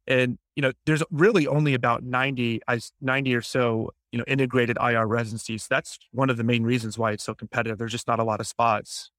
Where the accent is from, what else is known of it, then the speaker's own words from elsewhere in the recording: Jacksonville, Florida, United States; also born or lived in Grenada; my hometown, Jacksonville, Florida